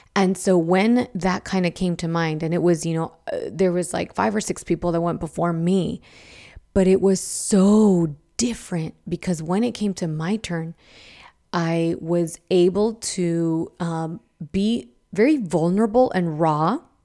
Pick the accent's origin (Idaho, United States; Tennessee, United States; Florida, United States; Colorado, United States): Idaho, United States; I grew up in Idaho